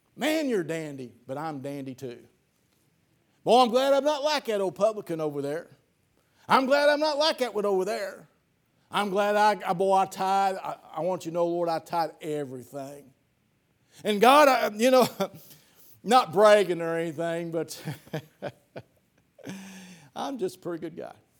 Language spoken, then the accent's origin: English; Piedmont or Ellsinore, Missouri, United States; my hometown, Piedmont or Elsinore